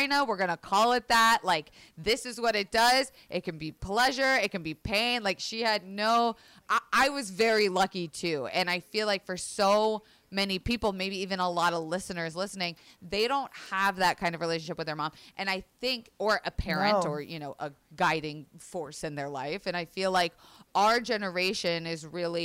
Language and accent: English; Florida, United States; I grew up in Florida, which was a very religious